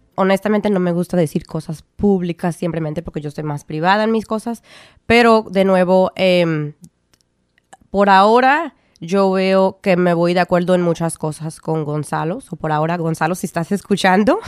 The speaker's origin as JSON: {"language": "Spanish", "region": "California", "country": "United States", "tie": "born or raised there", "also_born_or_lived": "Providence, Rhode Island", "moved": "as an adult", "lives_now": "Rhode Island, United States", "said": "yo nací um, en California. me em, estuve ahí hasta los 18 años."}